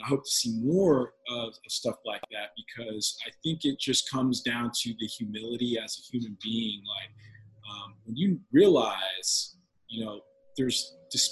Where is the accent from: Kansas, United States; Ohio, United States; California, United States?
Kansas, United States; Olathe; I grew up in the Olathe, Johnson County systems